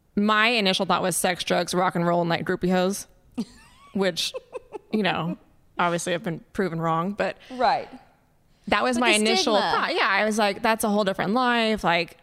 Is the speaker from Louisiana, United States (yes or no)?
no; Fresno, California, United States; born or raised there